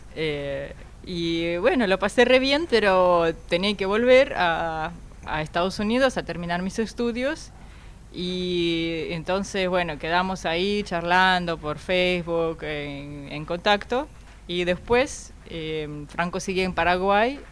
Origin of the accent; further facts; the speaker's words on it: Russia; Spanish is a second language; moved away as an adult; also born or lived in Missouri, United States; soy de una ciudad que quedó como a dos horas de Moscú